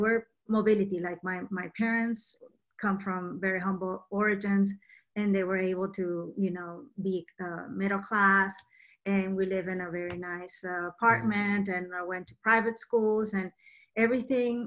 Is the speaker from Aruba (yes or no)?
no; Venezuela; moved away as an adult; also born or lived in Washington, D.C., United States; now in United States; I was born and raised in Venezuela